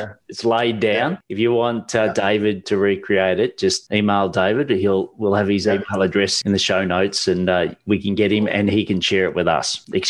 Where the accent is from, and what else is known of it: Australia